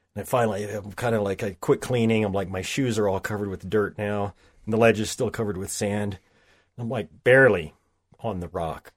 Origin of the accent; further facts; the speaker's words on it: southwestern Oklahoma, United States; I grew up in Oklahoma